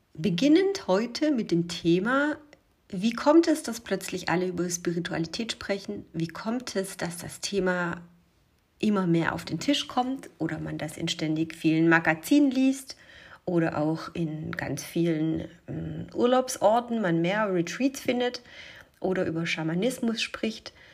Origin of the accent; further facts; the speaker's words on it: Germany; ich bin äh, in Deutschland geboren, mein Vater ist Italiener, äh, in Italien geboren, ich bin in Deutschland aufgewachsen